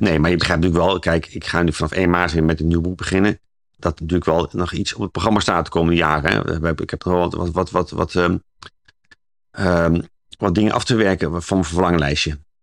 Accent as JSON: {"language": "Dutch", "town": "Zwolle", "region": "Overijssel", "country": "Netherlands", "said": "omdat ik zelf uit Zwolle kom"}